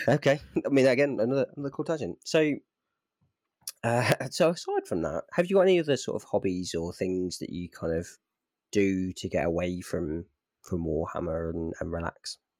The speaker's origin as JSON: {"language": "English", "region": "Midlands", "country": "United Kingdom", "also_born_or_lived": "South of England", "moved": "yes", "said": "I'm from the Midlands"}